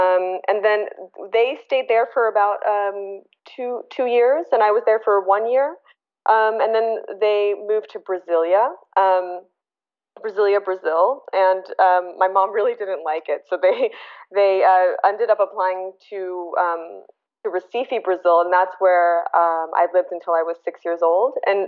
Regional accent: Bangkok, Thailand; born there; Well, I was born in Bangkok, Thailand.

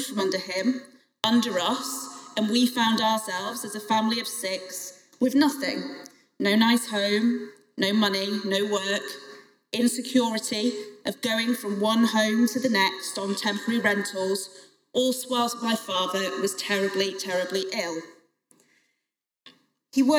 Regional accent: Crewe, North West England, United Kingdom; I was the MP for Crewe and Nantwich, my hometown

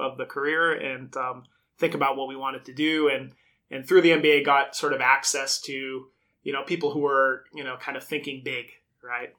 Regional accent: Brockton, Massachusetts, United States; I grew up in Brockton, Massachusetts

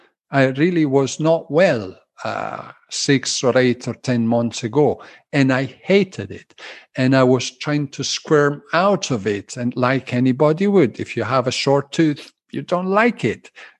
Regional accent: Glasgow, Scotland, United Kingdom; they hear Italian undertones and Scottish undertones in my speaking. Yes, I'm a tally. I'm a Glaswegian Italian.

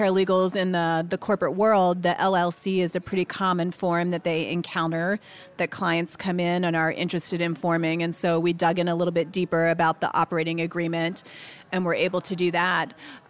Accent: Denver, Colorado, United States; A little bit about myself. I am from Denver, Colorado

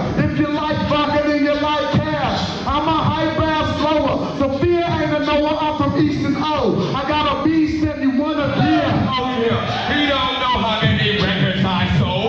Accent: Oakland, California, United States; we're men from East Oakland who grew up in the worst era of the most dangerous era of East Oakland.

